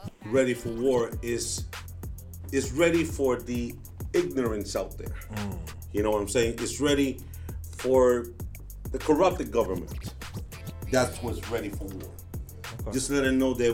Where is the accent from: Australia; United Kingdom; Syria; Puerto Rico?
Puerto Rico; also born or lived in New York / Wisconsin; now in Chicago, United States; I was born in New York, raised in Puerto Rico.